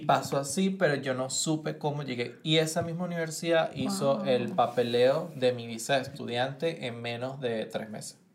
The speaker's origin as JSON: {"language": "Spanish", "town": "Caracas", "region": "Capital District", "country": "Venezuela", "moved": "as an adult", "lives_now": "United States", "said": "como venezolano estaba viviendo en Caracas"}